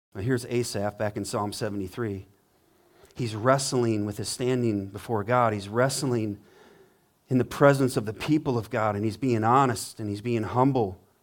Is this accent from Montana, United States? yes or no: yes; Montana, United States; now in Richmond, Michigan, United States; I grew up in Montana, river streams everywhere, mountain streams